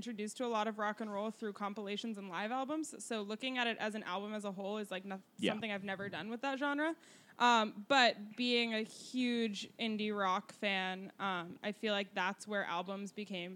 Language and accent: English; Denver, Colorado, United States; I grew up in Denver where country music is everywhere